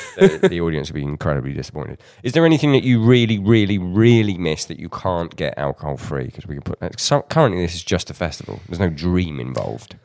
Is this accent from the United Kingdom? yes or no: yes; United Kingdom; as a Brit